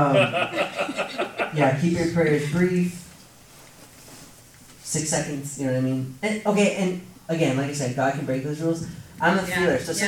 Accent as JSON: {"language": "English", "town": "Seattle", "region": "Washington", "country": "United States", "tie": "born or raised there", "said": "my hometown of Seattle"}